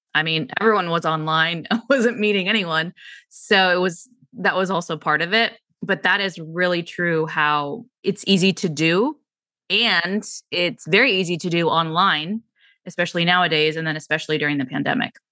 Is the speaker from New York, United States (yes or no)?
no; San Francisco, California, United States; I grew up in San Francisco